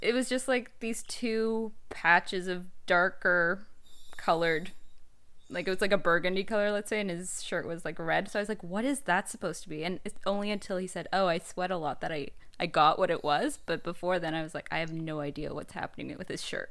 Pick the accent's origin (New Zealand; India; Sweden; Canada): Canada; I'm Canadian